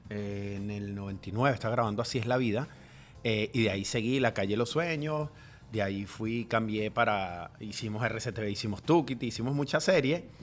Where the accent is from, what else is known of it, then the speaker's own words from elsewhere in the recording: Guatire, Miranda, Venezuela; moved away as an adult; also born or lived in Caracas; now in Doral, United States; todo comenzó en Guatire, yo soy de Guatire